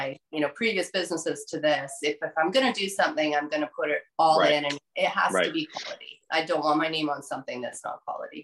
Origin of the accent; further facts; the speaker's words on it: Canada; myself as a Canadian